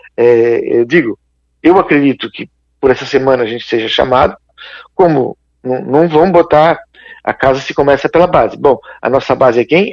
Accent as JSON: {"language": "Portuguese", "town": "Criciúma", "region": "Santa Catarina", "country": "Brazil", "said": "eu sou aqui de Criciúma, né, a gente é, é mais local"}